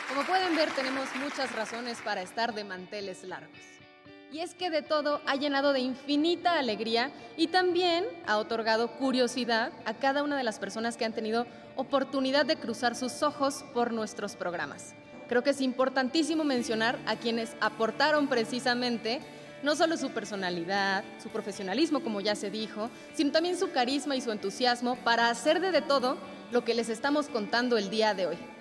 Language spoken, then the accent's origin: Spanish; Mexico